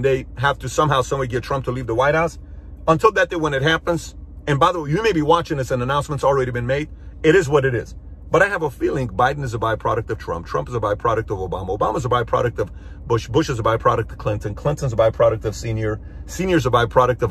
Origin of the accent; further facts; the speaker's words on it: Iran; now in United States; I'm from Iran.